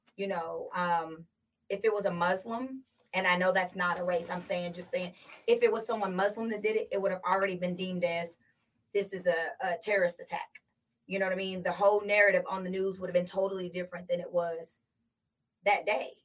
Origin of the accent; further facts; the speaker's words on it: United States; also born or lived in California; I relate more to the Black community, okay. simply because I was raised in America.